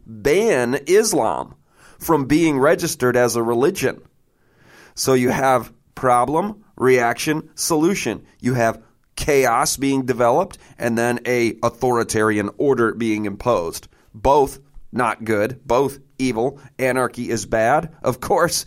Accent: Michigan, United States; I'm a guy from Michigan

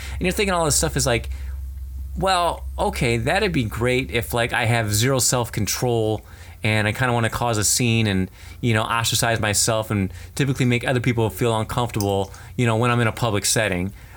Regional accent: United States; it's tough being American

